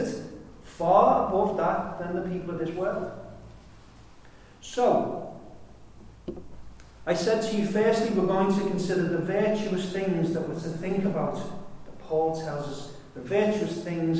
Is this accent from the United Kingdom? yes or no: yes; United Kingdom; I'm a Brit.